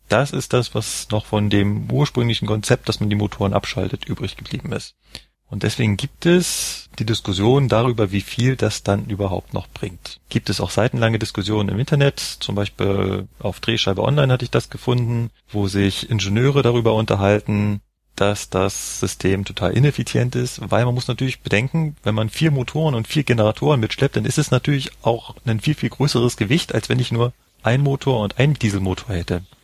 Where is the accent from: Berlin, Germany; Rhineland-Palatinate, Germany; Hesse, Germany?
Berlin, Germany; now in Munich, Germany; ich komme ja ursprünglich aus Berlin